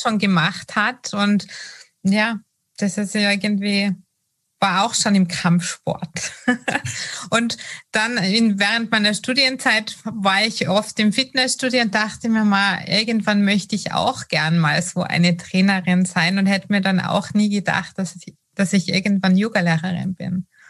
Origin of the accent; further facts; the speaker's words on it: Austria; als Österreicherin